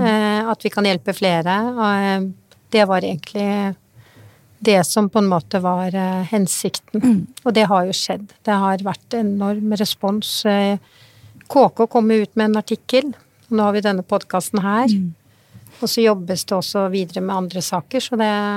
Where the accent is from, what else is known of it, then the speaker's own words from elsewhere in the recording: Norway; jeg er født i Norge og er norsk.